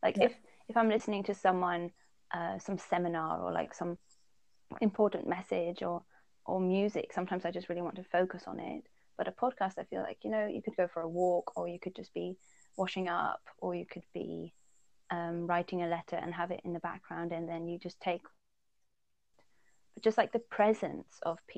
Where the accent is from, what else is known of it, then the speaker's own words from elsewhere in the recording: Netherlands; also born or lived in Poland / England; I'm from the Netherlands, I'd say. But I often wonder when I answer this question, because I was born in Poland and my dad's British, or like English and Welsh. And I lived in England as well, so a big part of my heart belongs to there.